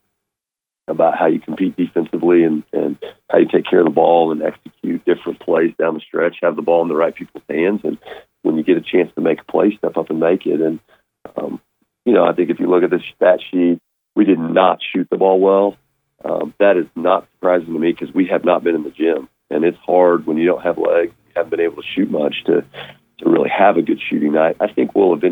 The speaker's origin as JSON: {"language": "English", "region": "Kansas", "country": "United States", "tie": "born or raised there", "moved": "yes", "said": "my days growing up in Kansas"}